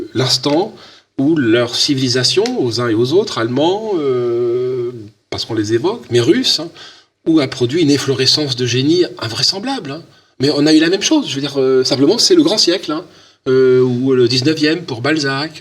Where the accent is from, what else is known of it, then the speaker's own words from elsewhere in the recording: France; chez nous en France